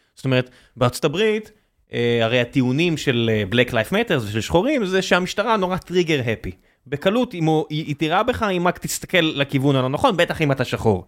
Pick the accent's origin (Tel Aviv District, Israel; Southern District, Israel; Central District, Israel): Southern District, Israel; Beersheba; moved away; אני באר שבעי